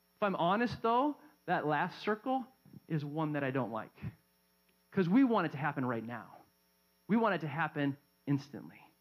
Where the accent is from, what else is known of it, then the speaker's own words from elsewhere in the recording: Southern California, United States; growing up in Southern California